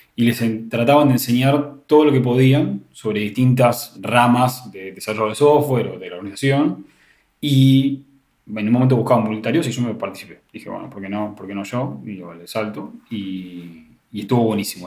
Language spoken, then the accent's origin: Spanish; Buenos Aires, Argentina; La Universidad de Morón es una universidad más que está en zona oeste, que es donde yo soy de Buenos Aires.